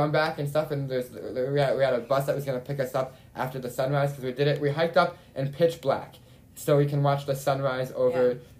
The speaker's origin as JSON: {"language": "English", "country": "United States", "said": "I'm not supposed to go there, but as an American, I can."}